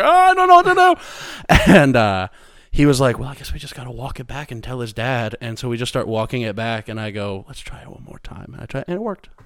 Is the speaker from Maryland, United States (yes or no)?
no; Missouri, United States; moved away; the school district of my hometown is, like, very, like, renowned sort of for, like, academics in our area